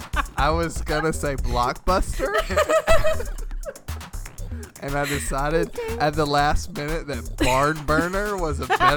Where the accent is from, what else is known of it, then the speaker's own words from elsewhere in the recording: the South, United States; accent: Southern; she would often like patronize my Southern accent.